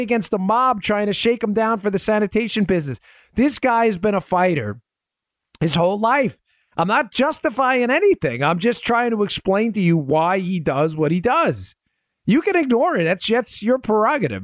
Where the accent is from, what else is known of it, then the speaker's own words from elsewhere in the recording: New York City, New York, United States; moved away; I'm from Queens